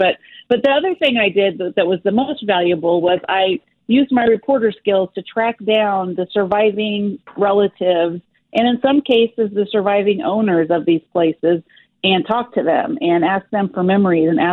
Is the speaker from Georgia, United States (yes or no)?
no; Dodge City, Kansas, United States; also born or lived in Chattanooga, Tennessee / Wichita, Kansas; I grew up in Dodge City and went to KU